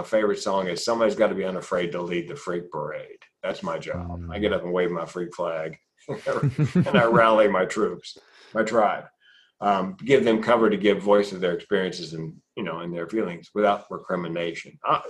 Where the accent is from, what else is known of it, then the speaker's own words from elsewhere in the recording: the South, United States; You know, when I grew up in the South, big boys don't cry.